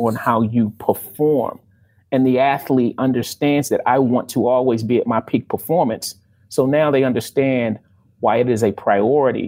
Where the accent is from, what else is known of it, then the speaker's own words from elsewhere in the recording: Baltimore, Maryland, United States; grew up in Baltimore